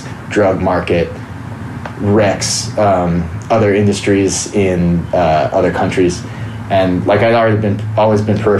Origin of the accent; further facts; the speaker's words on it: Pacific Northwest, United States; I'm from the West Coast, Pacific Northwest, so we're kind of like remote, kind of stuck up there.